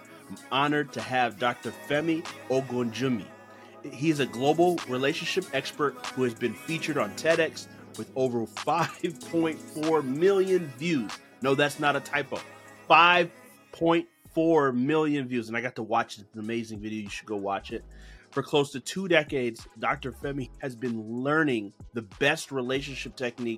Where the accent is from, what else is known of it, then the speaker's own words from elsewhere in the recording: Ghana; I'm Ghanaian